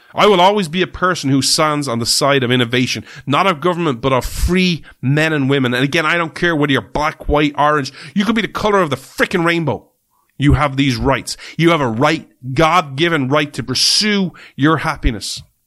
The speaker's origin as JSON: {"language": "English", "country": "Ireland", "said": "We're Irish people"}